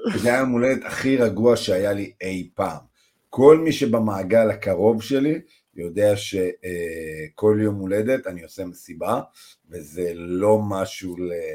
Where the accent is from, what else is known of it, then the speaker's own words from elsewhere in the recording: Israel; אנחנו בתור ישראלים